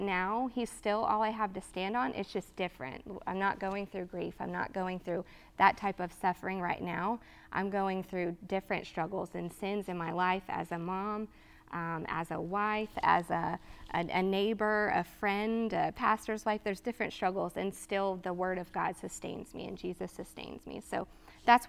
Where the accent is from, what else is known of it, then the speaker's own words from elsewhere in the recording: Texas, United States; moved away as an adult; now in Georgia, United States; I was from Texas and I moved to Georgia